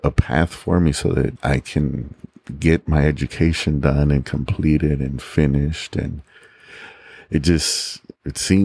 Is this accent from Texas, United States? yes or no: yes; San Antonio, Texas, United States; also born or lived in Laredo, Texas / Mexico; growing up in the West Side, it was very easy for me to fall into the wrong crowds